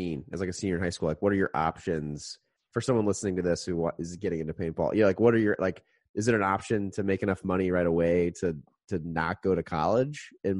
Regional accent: Indianapolis, Indiana, United States; I'm from Indy.

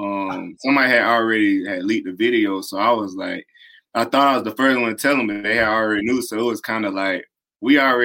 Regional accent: South Carolina, United States; born or raised there

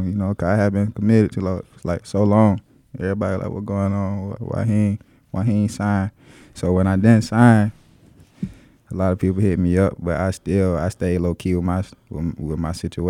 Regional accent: Waynesboro, Georgia, United States

